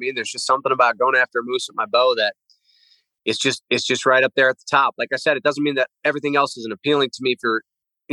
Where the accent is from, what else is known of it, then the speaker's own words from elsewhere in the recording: Pennsylvania, United States; I grew up in Pennsylvania.